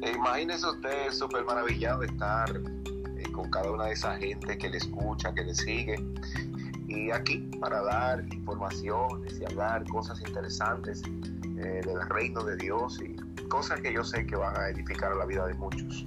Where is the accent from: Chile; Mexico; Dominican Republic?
Dominican Republic; Santo Domingo Este, Distrito Nacional; vivo en Santo Domingo y nací precisamente en Santo Domingo